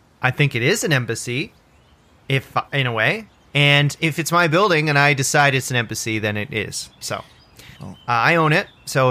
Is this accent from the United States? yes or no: no; Canada; I was born in Canada. You know, I'm a Canadian citizen. I got the passport.